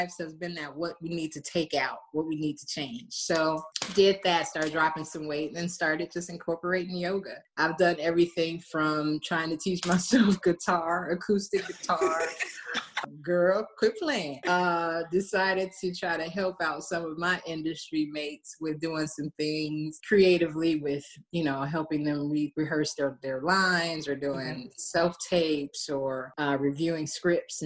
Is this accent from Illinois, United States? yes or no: yes; Chicago, Illinois, United States; moved away; I'm from Chicago